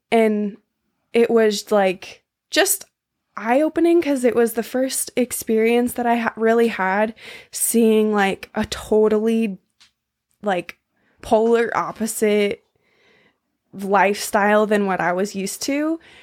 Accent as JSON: {"language": "English", "town": "San Diego", "region": "California", "country": "United States", "also_born_or_lived": "Maui / Mexico", "moved": "yes", "said": "From San Diego"}